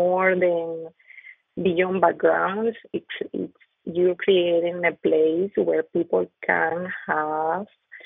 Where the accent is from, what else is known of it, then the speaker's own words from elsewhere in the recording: Venezuela; first language Spanish; English is a second language; moved away as an adult; now in Kentucky, United States; I grew up in Venezuela, just with the same people, you know, we look the same, we speak the same